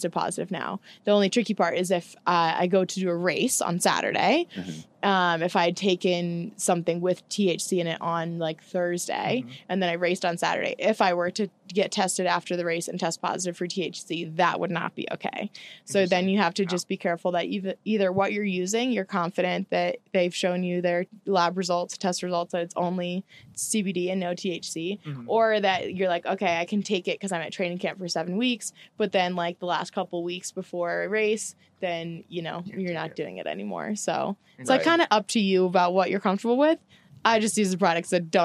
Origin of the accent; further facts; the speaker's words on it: St. Louis, Missouri, United States; moved away as an adult; also born or lived in Tallahassee, Florida; now in Portland, United States; I've only lived in St. Louis, where I grew up, Tallahassee, where I went to school, and Portland, where I live now